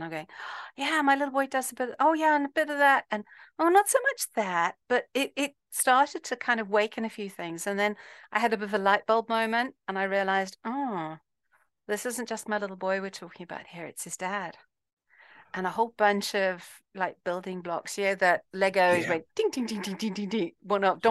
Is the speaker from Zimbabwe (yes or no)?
yes; Zimbabwe; I'm from Zimbabwe